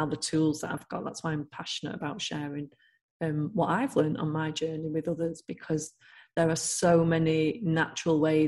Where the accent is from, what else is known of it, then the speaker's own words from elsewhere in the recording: Manchester, North West England, United Kingdom; moved away; I'm from Manchester originally